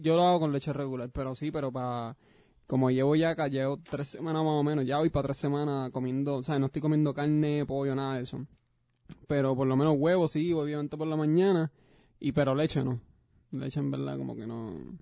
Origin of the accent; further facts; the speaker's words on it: Puerto Rico; moved away; tú y yo somos boricuas